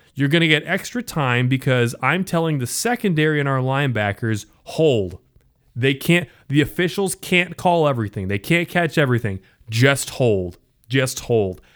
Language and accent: English; Iowa, United States; now in Kansas City, United States; Decorah is almost, I think, ninety minutes north of where I'm from.